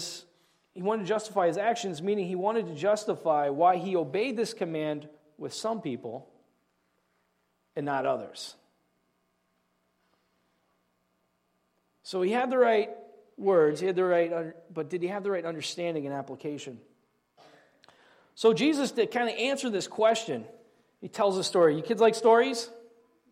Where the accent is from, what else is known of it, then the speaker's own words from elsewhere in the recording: Southeast Indiana, United States; I grew up in Southeast Indiana.